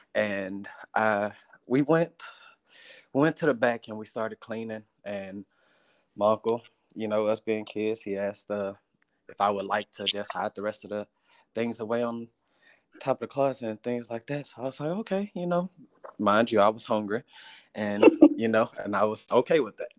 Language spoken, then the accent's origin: English; Houston, Texas, United States; I'm from Houston, Texas